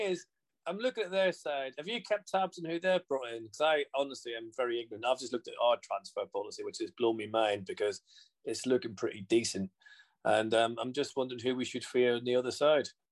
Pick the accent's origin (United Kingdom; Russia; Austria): United Kingdom; Northern Irish, Northern Ireland; I'm Northern Irish